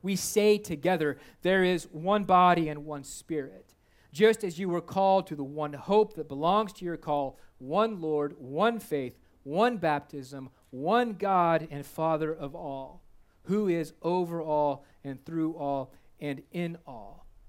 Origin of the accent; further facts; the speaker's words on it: United States; Before I'm an American, I'm a Christian.